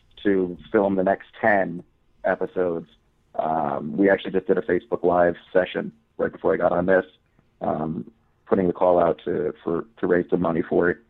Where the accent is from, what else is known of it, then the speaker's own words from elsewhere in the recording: New Jersey, United States; also born or lived in Florida; I'm a Jersey boy. Grew up here. I was born in Florida. Lived there for a year. Been here for the rest of my life. Central Jersey, Jersey Shore.